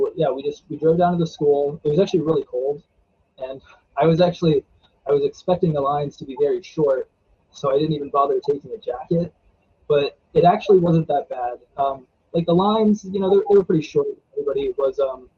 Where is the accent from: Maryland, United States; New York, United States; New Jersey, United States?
Maryland, United States; Frostburg; also born or lived in Silver Spring, Maryland; But I was born in Silver Spring, Maryland. And then we moved to Allegheny County, and I've pretty much been like around this area the whole time